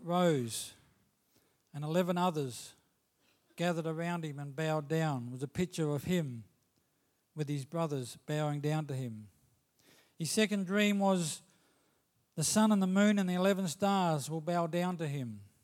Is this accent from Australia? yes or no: yes; Australia; As an Australian citizen